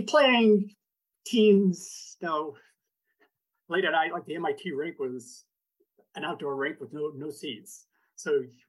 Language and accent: English; Fall River, Massachusetts, United States; moved away; also born or lived in Washington, D.C.; I grew up in Massachusetts, in Fall River, Massachusetts, most famous for Lizzie Borden's 40 and 41 Wax.